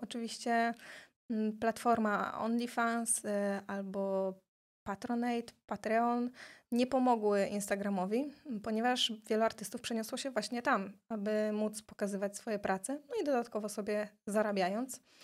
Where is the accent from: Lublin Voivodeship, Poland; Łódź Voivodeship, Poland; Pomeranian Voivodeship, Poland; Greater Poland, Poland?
Pomeranian Voivodeship, Poland; Tricity; also born or lived in Gdańsk / Silesia; I takim cudem ja jestem z Trójmiasta, a cała moja rodzina właśnie jest ze Śląska